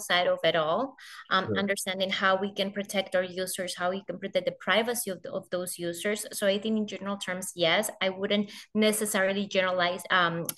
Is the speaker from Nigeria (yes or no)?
no; Colombia; my home country. So I joined the global organization as the country director for Colombia